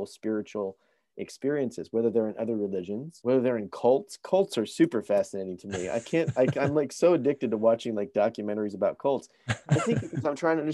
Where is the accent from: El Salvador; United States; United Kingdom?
United States; born or raised there; moved away as an adult; now in Vancouver, Canada